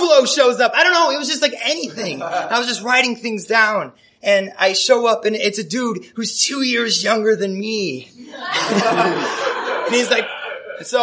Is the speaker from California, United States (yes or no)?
no; Chicago, Illinois, United States; moved away as an adult; now in Los Angeles, United States; we're both from Chicago